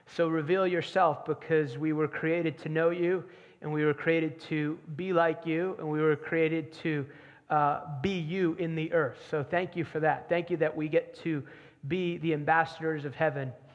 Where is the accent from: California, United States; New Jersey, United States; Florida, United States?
New Jersey, United States; now in North Carolina, United States; I grew up in New Jersey. I don't live in New Jersey now. I live in the promised land of North Carolina now.